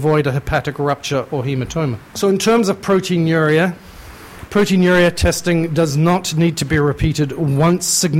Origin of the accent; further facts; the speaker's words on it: New Zealand; moved away as an adult; also born or lived in United Kingdom; now in Canada; I'm originally a Kiwi and I spent most of my time training in the UK, so I don't really know where I'm from anymore.